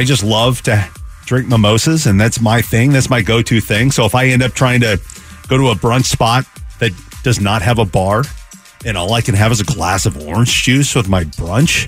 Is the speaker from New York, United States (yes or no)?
no; Seattle, Washington, United States; now in Phoenix, United States; I grew up in Seattle